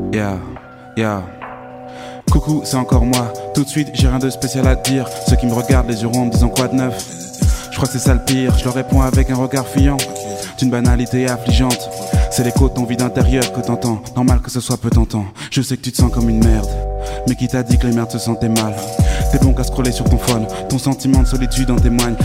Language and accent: French; Amiens, Hauts-de-France, France; j'habite à Amiens. c'est, ça ma, région d'origine, donc c'est la Somme, le Nord maintenant, parce qu'il y a eu une fusion